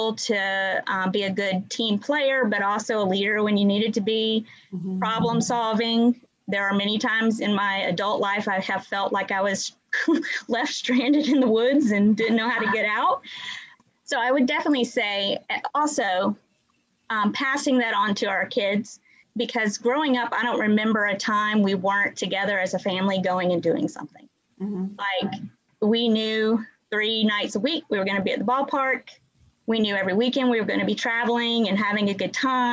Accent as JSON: {"language": "English", "town": "Warner Robins", "region": "Georgia", "country": "United States", "tie": "born or raised there", "also_born_or_lived": "Marietta, Georgia", "said": "I grew up in Warner Robins, Georgia."}